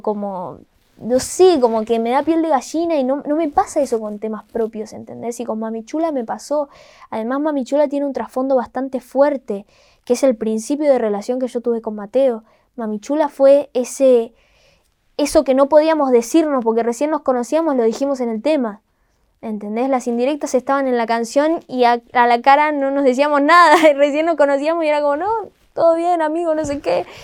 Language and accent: Spanish; Rosario, Santa Fe, Argentina; le digo de Rosario